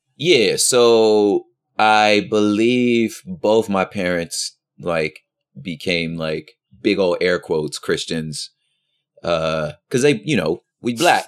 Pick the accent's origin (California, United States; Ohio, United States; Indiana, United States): California, United States; West Covina; also born or lived in South Central Los Angeles; I spent most of my early childhood there, and then most of my, like, childhood, twenty minutes east of there in the San Gabriel Valley, little, little enclave called, uh, Valenda, La Puente area called West Covina